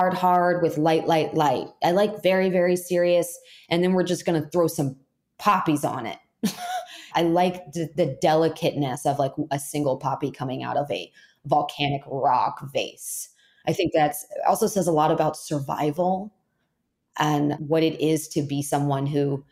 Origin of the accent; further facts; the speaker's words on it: Florida, United States; moved away; I'm from Florida originally, and there's plenty of humidity, perfect breeding ground for really great fungus.